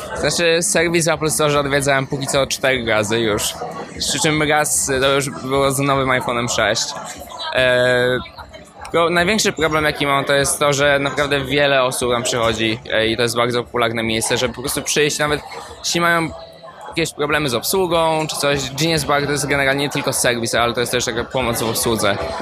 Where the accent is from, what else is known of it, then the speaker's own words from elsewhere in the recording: Poland; moved away as an adult; now in United States; jestem z Polski